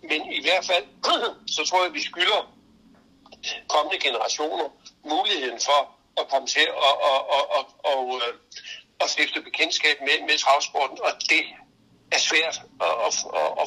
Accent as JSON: {"language": "Danish", "area": "Funen", "region": "Southern Denmark", "country": "Denmark", "moved": "yes", "said": "Nu er jeg fra Fyn"}